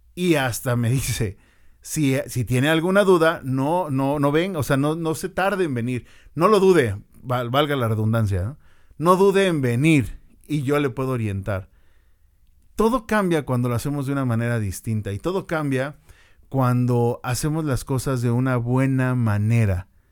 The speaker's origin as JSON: {"language": "Spanish", "country": "Mexico", "said": "para nosotros como mexicanos"}